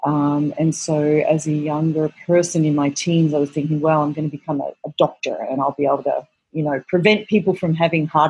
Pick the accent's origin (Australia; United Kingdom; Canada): Australia; Melbourne, Victoria; moved away as an adult; now in New York City, United States; I'm originally from Australia, from Melbourne, Australia, and I came out here to New York City, which is where I'm based, about 20 years ago